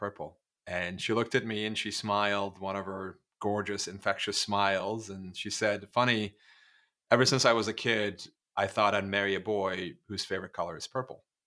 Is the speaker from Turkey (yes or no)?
yes; Turkey; moved away; growing up in Turkey